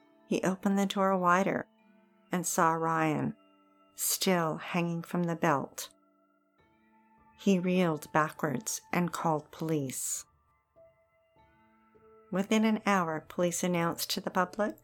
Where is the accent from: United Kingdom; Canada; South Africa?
Canada; Okanagan, British Columbia; Growing up in the Okanagan, we spent many summers driving the highway between it and the lower mainland.